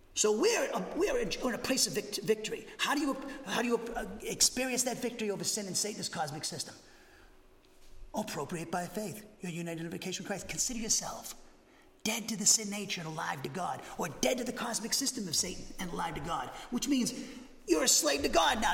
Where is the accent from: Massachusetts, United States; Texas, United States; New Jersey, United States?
Massachusetts, United States; now in Huntsville, United States; I'm from Massachusetts